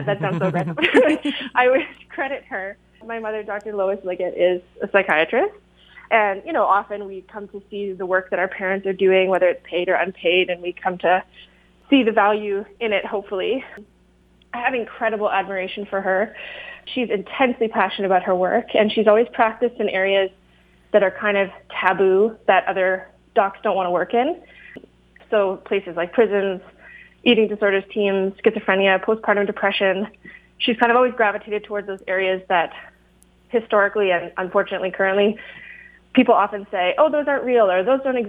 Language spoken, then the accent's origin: English; Kitchener, Ontario, Canada; now in Guelph, Canada; I grew up on the Six Nations of the Grand River Territory under the Haldimand Tract and Kitchener-Waterloo area.